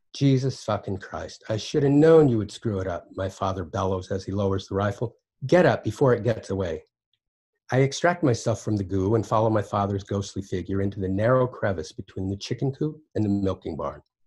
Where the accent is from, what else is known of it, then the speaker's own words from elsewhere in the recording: Basin, Wyoming, United States; at the time that I was growing up in Basin, Wyoming